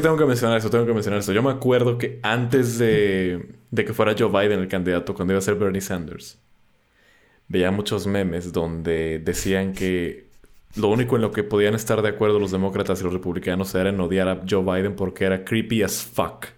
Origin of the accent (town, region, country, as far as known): Mexico